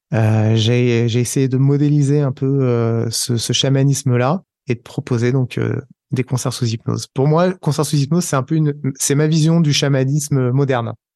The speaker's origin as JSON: {"language": "French", "town": "Aix-les-Bains", "region": "Auvergne-Rhône-Alpes", "country": "France", "also_born_or_lived": "Paris / Boston", "moved": "as an adult", "said": "Je suis allé à Paris puisque j'étais d'Aix-les-Bains."}